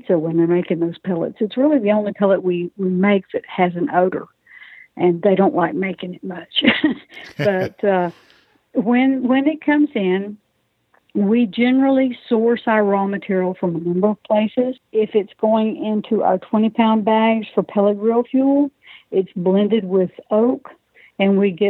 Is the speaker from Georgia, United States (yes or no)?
yes; South Georgia, United States; now in Pine Bluff, United States; I'm from South Georgia originally